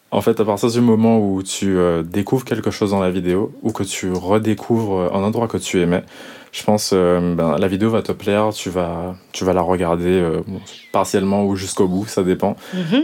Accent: Guadeloupe; dès qu'on se reconnaît en tant que Guadeloupéen et même plus largement ultramarin

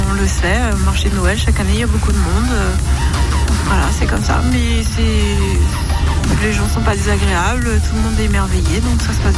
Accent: Ribeauvillé, Grand Est, France; on est de Ribeauvillé donc on a envie de rester chez nous.

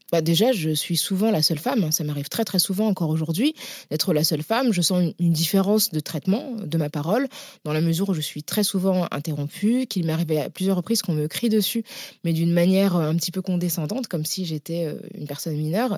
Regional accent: Paris, Île-de-France, France; also born or lived in La Courneuve; je suis née euh, à Paris euh, de parents qui venaient du Sénégal, donc qui ont immigré dans les années 70. Hmm. J'ai grandi dans des quartiers populaires, donc dans l'Est parisien et puis à la Courneuve

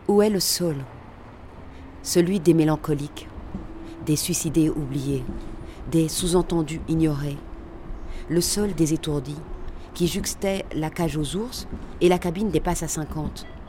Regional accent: Brussels, Brussels-Capital Region, Belgium; also born or lived in Lembeek; Je suis née à Bruxelles, dans une cité qui s'appelle Andromède, un quartier populaire. Euh, j'ai fréquenté des écoles, pour le coup, euh, là, on est sur autre chose, donc le Collège Saint-Michel

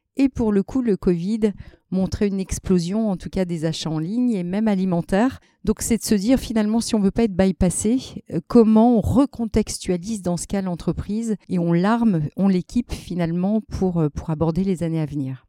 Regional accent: Lille, Hauts-de-France, France; moi qui suis lilloise d'origine

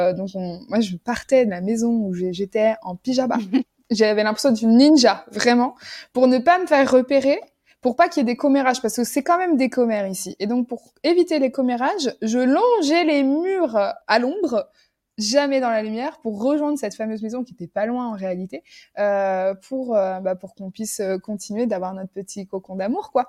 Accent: France; moved away as an adult; now in Jordan; je suis française

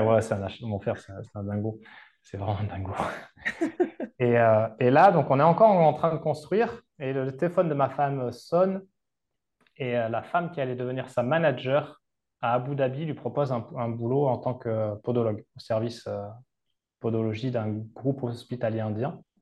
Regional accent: Capbreton, Nouvelle-Aquitaine, France; moved away as an adult; also born or lived in Seignosse / Val d'Isère / Malta; chez moi à Cabreton, sachant que chez moi, c'est très demandé touristiquement

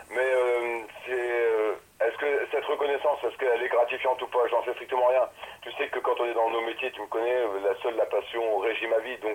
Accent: France; Il faut être fier de ce qu'on fait quand on est français.

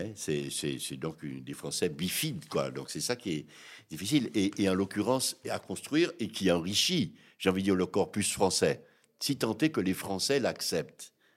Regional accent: Guadeloupe; moi, en tant que ce que je suis, c'est-à-dire guadeloupéen

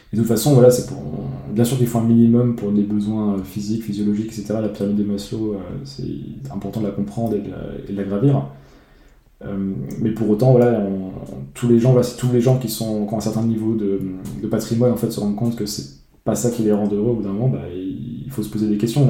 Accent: France; moved away as an adult; quitter mon pays d'origine la, France

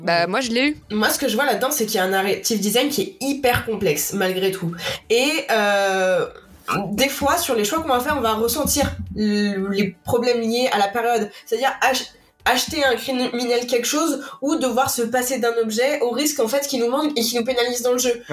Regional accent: France

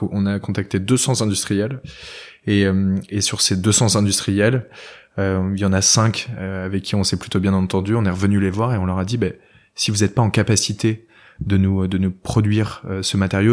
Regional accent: Argentré-du-Plessis, Brittany, France; je viens d'un village qui s'appelle Argentré-du-Plessis, qui est aux portes de Bretagne

